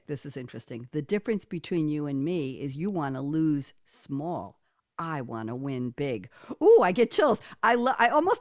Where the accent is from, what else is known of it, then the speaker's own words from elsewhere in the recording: New York City, New York, United States; I'm a New Yorker